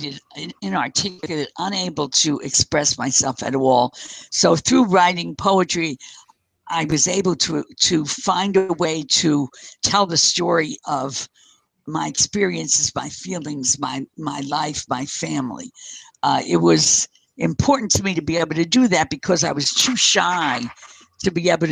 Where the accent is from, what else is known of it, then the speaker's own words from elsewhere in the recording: Paterson, New Jersey, United States; grow up on 17th Street in Paterson, New Jersey